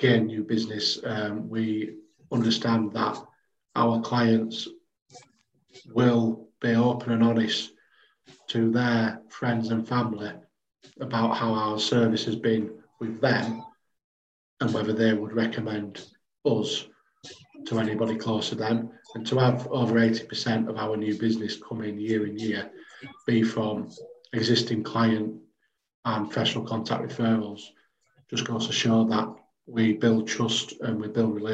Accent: Bradford, Yorkshire and the Humber, United Kingdom; I'm a Bradford lad, I'm a Yorkshire lad.

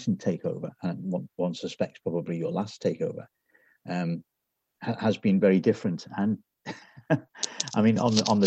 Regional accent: Liverpool, North West England, United Kingdom; I was brought up in Liverpool in the 70s and early 80s

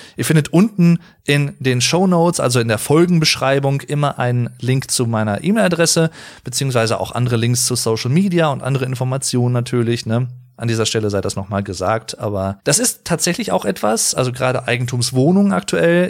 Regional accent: Germany; ich persönlich als Deutscher

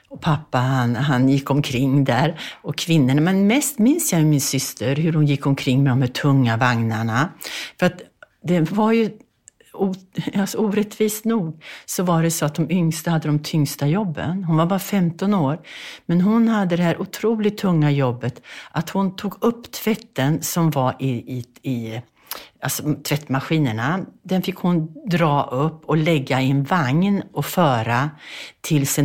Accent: Bergslagen, Sweden; born there; jag föddes i Bergslagen på en bondgård 1942.

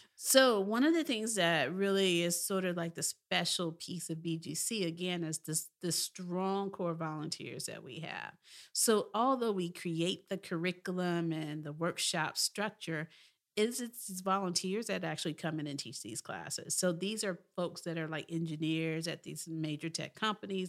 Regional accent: Memphis, Tennessee, United States; I was from Memphis, Tennessee

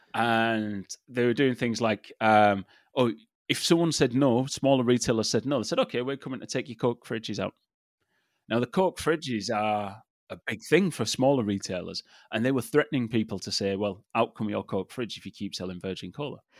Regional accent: England, United Kingdom; I grew up in England

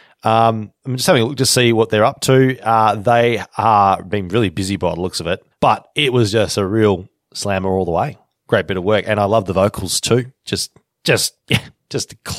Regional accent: Deniliquin, New South Wales, Australia; it's my hometown.

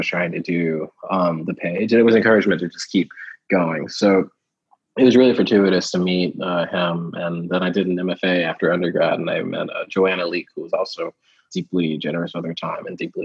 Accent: Houston, Texas, United States; also born or lived in Kentucky; I was born in Kentucky, moved to Texas when I was like 3 or so. And when the first house we lived in was like just outside of Houston proper.

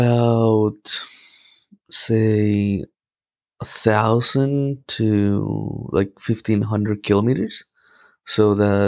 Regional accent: Cartagena, Bolívar, Colombia; of course. I'm from Colombia. I'm from Cartagena. That's one of the most important and historical cities in Colombia.

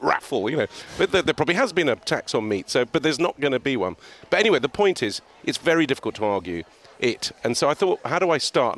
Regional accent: Beirut, Beirut Governorate, Lebanon; now in Cheltenham, United Kingdom; I grew up in Beirut in the middle of a civil war, quite an exciting life.

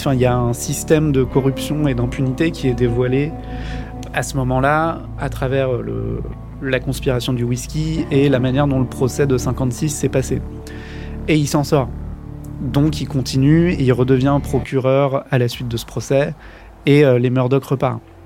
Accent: France; en tant que Français

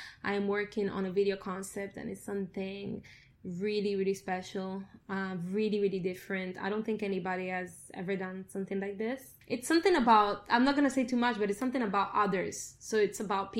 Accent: Italy; moved away; Italy, because it's my hometown, a home place where I grew up

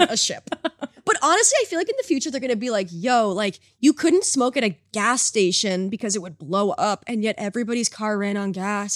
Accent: United States; now in Canada; I grew up in America

